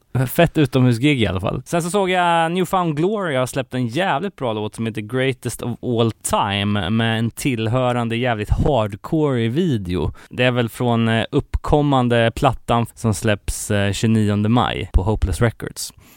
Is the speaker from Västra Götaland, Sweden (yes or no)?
yes; Gothenburg, Västra Götaland, Sweden; min hemort här, Göteborg